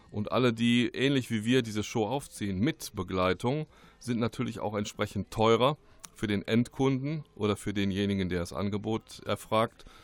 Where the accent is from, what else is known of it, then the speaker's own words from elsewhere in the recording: Remscheid, North Rhine-Westphalia, Germany; und komme aber gebürtig aus Remscheid, bin hier geboren aufgewachsen, bin dann durch mehrere Orte gezogen